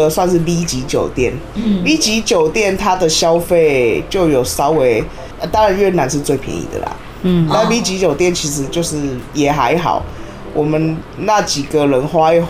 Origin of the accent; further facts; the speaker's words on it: Taiwan; 我们台湾人七个，